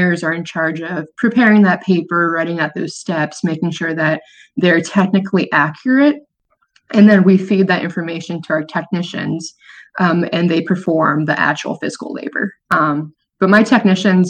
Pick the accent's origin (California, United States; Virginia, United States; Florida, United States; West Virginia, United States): Florida, United States; Orlando; growing up in Orlando